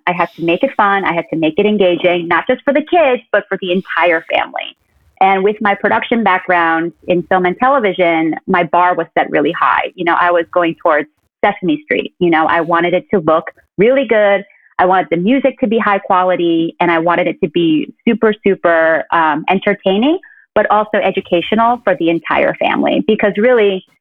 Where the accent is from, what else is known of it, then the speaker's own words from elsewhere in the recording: New Jersey, United States; first language Korean; moved away as an adult; also born or lived in South Korea / Brooklyn, New York; now in Upstate New York, United States; I was born in Korea and I moved to the States when I was 5 years old, to a very white, suburban New Jersey neighborhood